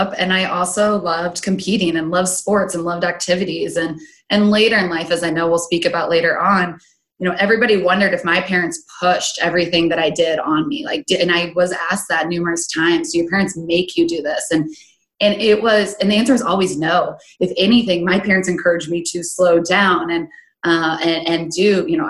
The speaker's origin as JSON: {"language": "English", "town": "Grand Island", "region": "Nebraska", "country": "United States", "tie": "born or raised there", "said": "born and raised in Grand Island, Nebraska, right in the center of the state"}